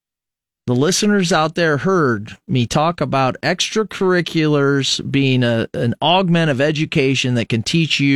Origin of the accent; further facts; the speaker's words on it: Fremont, Nebraska, United States; growing up in Fremont, Nebraska in the 80s